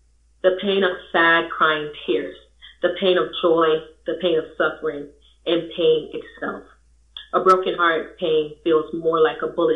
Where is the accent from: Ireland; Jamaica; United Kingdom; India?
Jamaica; moved away; I'm from Jamaica.